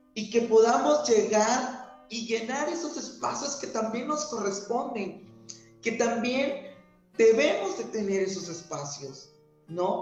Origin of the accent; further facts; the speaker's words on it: Tehuantepec, Oaxaca, Mexico; la idiosincrasia de mi pueblo si vivo allá afuera